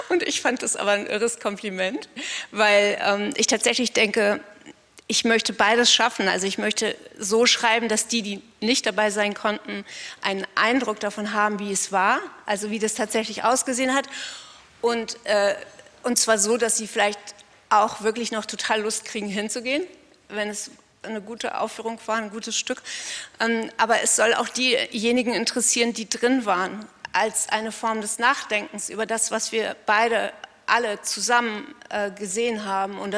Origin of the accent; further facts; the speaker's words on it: Northern Germany, Germany; Fand, ich bin Norddeutsche und da gab es diese ganzen großgewachsenen blonden Mädchen, die das unheimlich gut konnten, ich nicht.